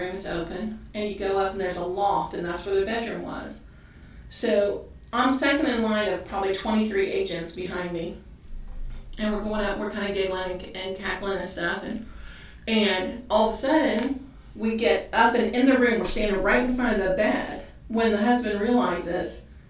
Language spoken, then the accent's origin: English; Ireland; I grabbed his fist because I am Irish.